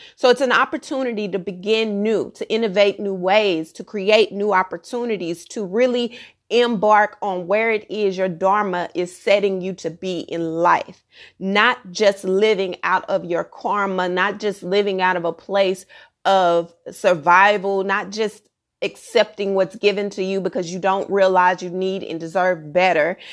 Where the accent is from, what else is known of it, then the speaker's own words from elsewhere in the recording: Texas, United States; I'm from Texas